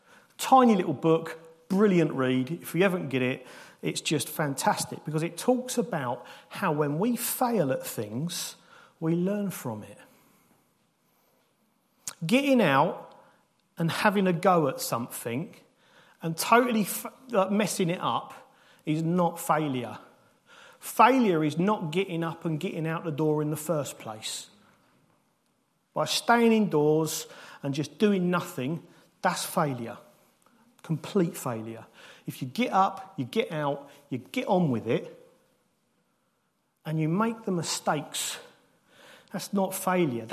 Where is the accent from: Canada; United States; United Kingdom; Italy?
United Kingdom; we're British